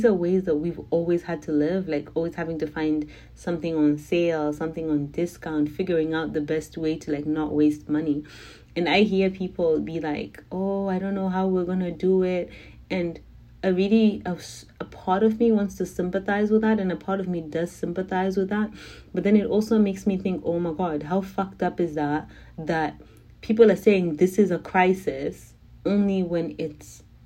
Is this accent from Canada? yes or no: no; Zimbabwe; I'm from Zimbabwe.